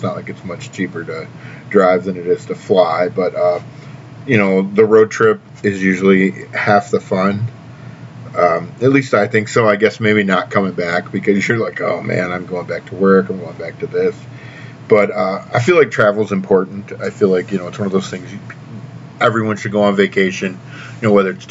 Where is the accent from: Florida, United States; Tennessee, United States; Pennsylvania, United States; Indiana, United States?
Tennessee, United States; now in Wisconsin, United States; my hometown Upperman Lady Bees